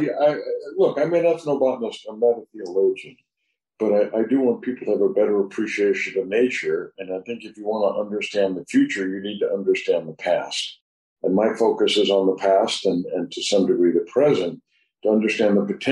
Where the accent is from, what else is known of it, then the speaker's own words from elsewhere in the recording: New Orleans, Louisiana, United States; New Orleans is my hometown